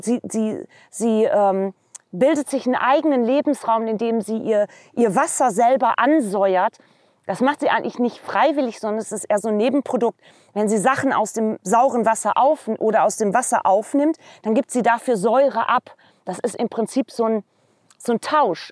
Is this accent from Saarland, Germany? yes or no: no; Vreden, North Rhine-Westphalia, Germany; now in Twist, Germany; Ich komme aus der nächsten Moorregion, auch im holländisch-deutschen Grenzraum, ähm, gebürtig aus Freten